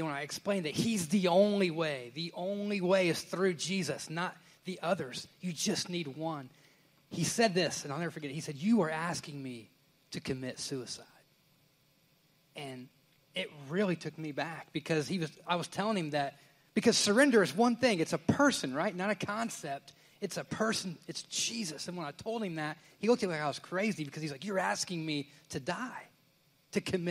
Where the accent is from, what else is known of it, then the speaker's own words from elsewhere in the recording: Indiana, United States; moved away as an adult; now in Southern United States; I'm from Indiana